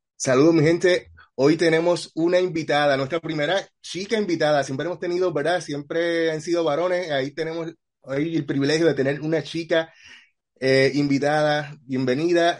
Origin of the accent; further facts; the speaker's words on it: Puerto Rico; yo soy de Puerto Rico